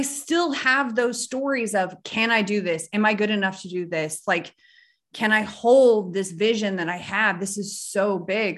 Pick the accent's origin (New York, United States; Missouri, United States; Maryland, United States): Missouri, United States; North Central; So we grew up in North Central Missouri.